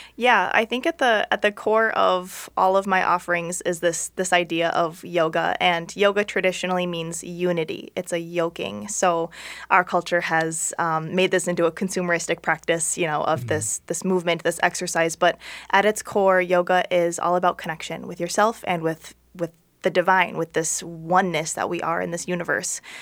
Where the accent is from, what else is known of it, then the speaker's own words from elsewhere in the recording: St. Paul, Minnesota, United States; I'm from Minnesota, um, okay. um, born in St. Paul